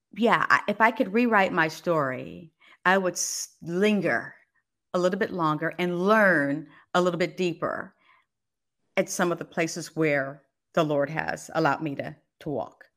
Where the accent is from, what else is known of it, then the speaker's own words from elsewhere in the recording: Los Angeles, California, United States; moved away as an adult; also born or lived in Fresno, California / Washington, D.C. / Baltimore, Maryland; growing up in Los Angeles and in Fresno